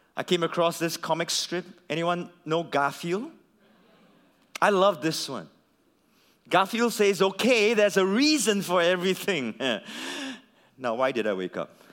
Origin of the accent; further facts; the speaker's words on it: Singapore; as a Singaporean